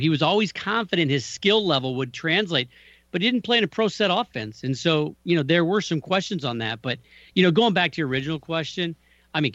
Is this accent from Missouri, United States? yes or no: yes; Kansas City, Missouri, United States; I grew up in Kansas City, so I'm a Chiefs fan